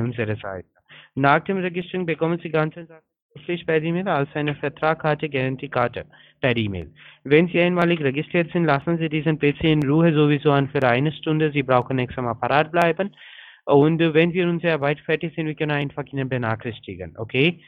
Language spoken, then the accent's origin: German; India; German is a second language; now in Berlin, Germany; ich bin ein Inder